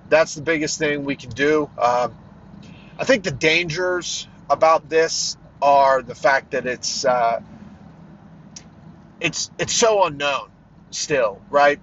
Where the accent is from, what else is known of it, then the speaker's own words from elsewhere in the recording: Pennsylvania, United States; also born or lived in Pittsburgh area, southwestern Pennsylvania; we were here in my home state of Pennsylvania